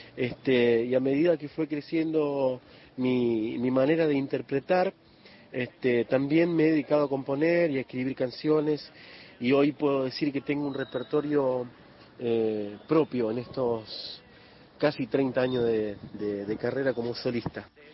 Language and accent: Spanish; Coronda, Santa Fe, Argentina; moved away; also born or lived in Buenos Aires; en Coronda, en mi pueblo.